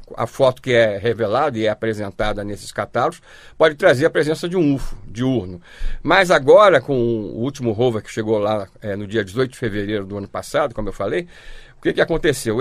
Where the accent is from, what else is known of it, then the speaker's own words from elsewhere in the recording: Rio de Janeiro, Brazil; nós somos do Rio de Janeiro